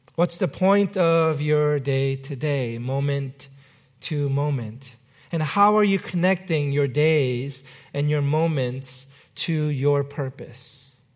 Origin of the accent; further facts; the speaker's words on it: New York City, New York, United States; my hometown, New York City